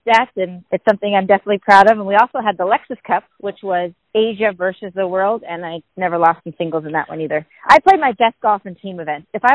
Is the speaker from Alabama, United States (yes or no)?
no; Sacramento, California, United States; In Sacramento, we didn't have those type of events, and we didn't even have a girls' high school team. So I played on the boys' high school team